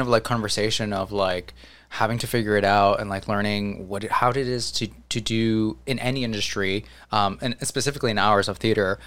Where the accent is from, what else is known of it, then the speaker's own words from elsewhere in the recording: New Jersey, United States; I'm from Jersey.